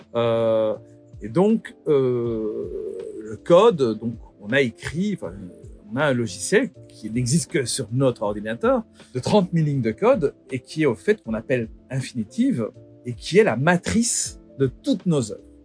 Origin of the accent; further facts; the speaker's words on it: Belgium; je suis belge